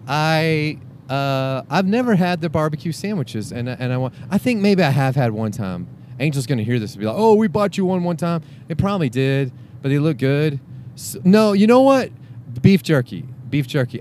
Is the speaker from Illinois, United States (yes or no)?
no; Houston, Texas, United States; I'm, I'm from Houston, Houstonian